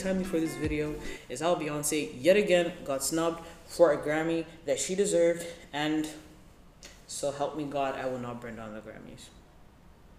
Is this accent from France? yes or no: no; Ethiopia; also born or lived in Zambia; now in Malaysia; I grew up in Ethiopia, one of the countries that's been considered the hungriest